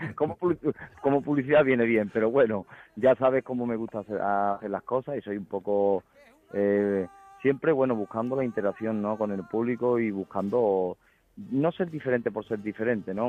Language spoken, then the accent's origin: Spanish; Huelva, Andalusia, Spain; yo soy del Recreativo de Huelva